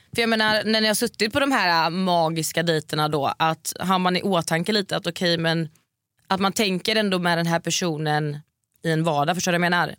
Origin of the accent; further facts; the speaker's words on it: Varberg, Halland County, Sweden; now in Stockholm, Sweden; jag bor ju här i Stockholm nu mm. eh, men jag har ju min familj och eh, släkt hemma i Varberg